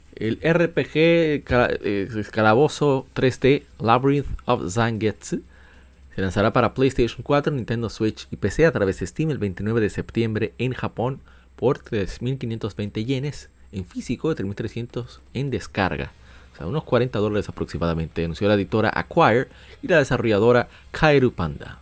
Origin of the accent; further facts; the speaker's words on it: Dominican Republic; como decimos en mi país, en República Dominicana